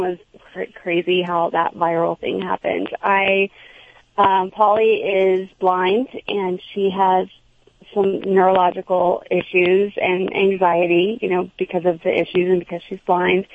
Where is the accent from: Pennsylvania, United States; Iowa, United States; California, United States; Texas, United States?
Texas, United States; Houston; also born or lived in New York City; now in New Jersey, United States; I'm originally from Texas, but from Houston, so it was still the city